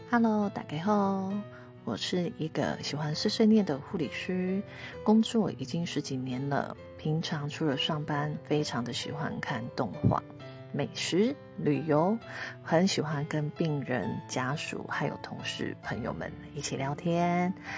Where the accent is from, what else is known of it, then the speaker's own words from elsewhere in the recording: Taiwan; accent: Taiwanese Hokkien coastal accent (海口腔); 因为我是海鲜人，所以我说台语有一个比较特殊 不同于别人的海口腔